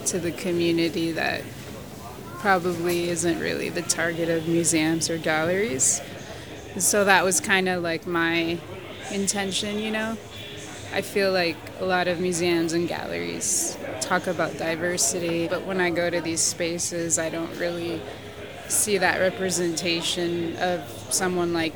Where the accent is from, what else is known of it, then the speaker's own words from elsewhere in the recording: United States; I was born here